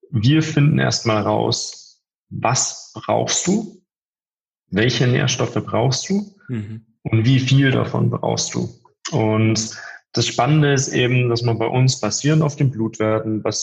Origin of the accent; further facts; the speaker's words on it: Bavaria, Germany; zwischen München und Passau, also wirklich so im tiefsten, äh, tiefsten Bayern